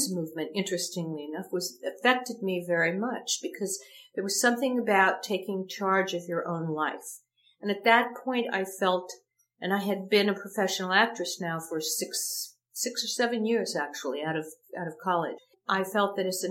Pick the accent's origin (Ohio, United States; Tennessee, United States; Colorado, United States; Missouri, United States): Ohio, United States; moved away as an adult; now in Los Angeles, United States; I'm a kid from Ohio